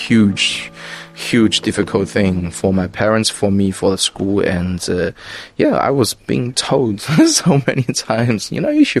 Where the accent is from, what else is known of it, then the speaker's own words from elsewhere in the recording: China; I'm from China